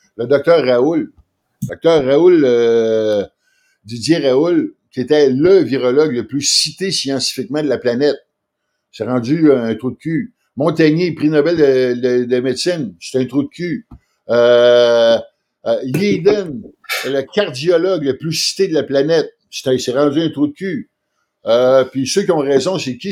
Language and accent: French; Quebec City, Quebec, Canada; moi, je viens de Québec